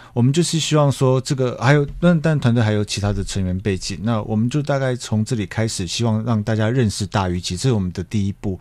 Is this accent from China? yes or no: no; Taiwan; 我们台湾人